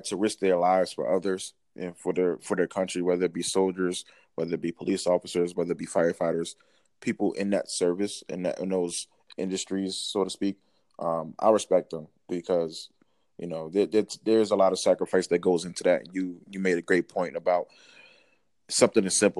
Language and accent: English; Newark, New Jersey, United States; I'm born and raised in New Jersey